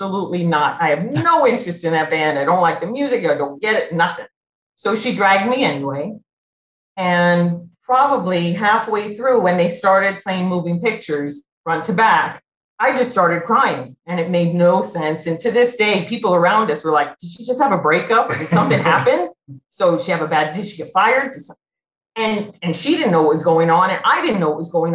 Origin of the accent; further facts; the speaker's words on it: Los Angeles, California, United States; moved away as an adult; now in Albuquerque, United States; I grew up in Los Angeles